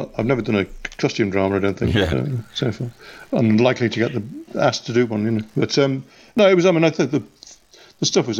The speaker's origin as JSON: {"language": "English", "town": "Liverpool", "region": "North West England", "country": "United Kingdom"}